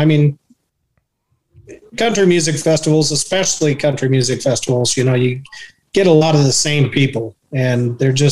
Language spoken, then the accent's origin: English; Idaho, United States; now in Tucson, United States; I grew up in Idaho and grew up around country music